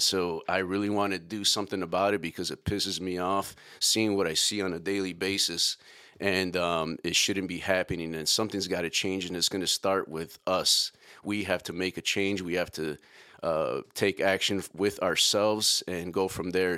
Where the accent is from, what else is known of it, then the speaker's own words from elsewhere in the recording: Chicago, Illinois, United States; I was born and raised in Chicago. grew up in the South Side